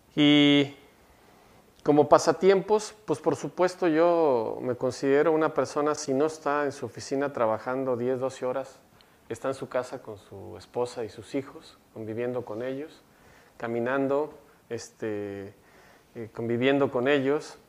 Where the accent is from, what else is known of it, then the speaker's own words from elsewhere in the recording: Mexico; now in Monterrey, Mexico; Como buen este, mexicano